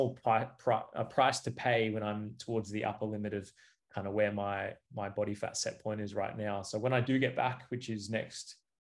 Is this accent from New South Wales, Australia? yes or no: no; Cairns, Queensland, Australia; moved away; I'm originally from Cairns, like, this is my hometown.